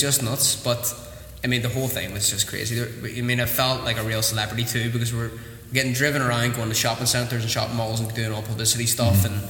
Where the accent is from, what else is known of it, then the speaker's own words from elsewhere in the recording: Newton, Northern Ireland, United Kingdom; started in Newton which is my hometown that I grew up